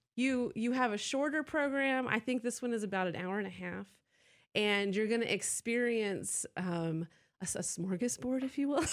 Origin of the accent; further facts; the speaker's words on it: Atlanta, Georgia, United States; also born or lived in California / New York City; now in Decatur, United States; I was born in Atlanta, Georgia